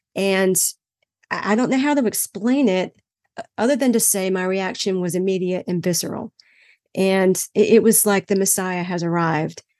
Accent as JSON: {"language": "English", "town": "Greenville", "region": "North Carolina", "country": "United States", "tie": "born or raised there", "said": "my hometown of Greenville, North Carolina when I was growing up."}